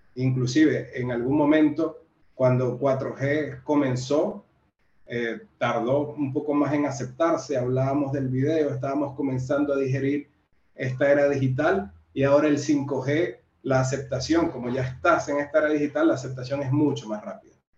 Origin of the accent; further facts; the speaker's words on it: Venezuela; moved away as an adult; also born or lived in Brazil / Central America / Mexico; now in Peru; Estuve en Venezuela, que es de donde soy